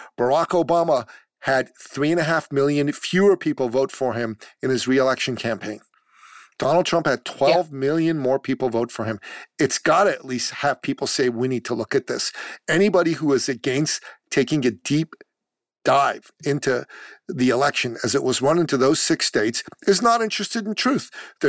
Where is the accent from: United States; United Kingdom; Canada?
Canada; And I'm from Canada. I live in Canada.